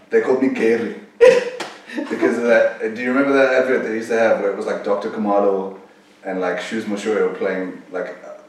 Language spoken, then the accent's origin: English; East London, Eastern Cape, South Africa; also born or lived in Johannesburg; I was born in Joburg, but I moved to East London when I was like 4.